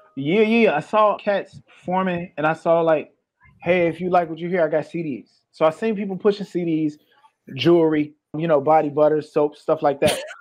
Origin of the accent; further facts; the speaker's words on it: Peoria, Illinois, United States; also born or lived in Maywood, Illinois; I was born in Maywood, but I grew up in Peoria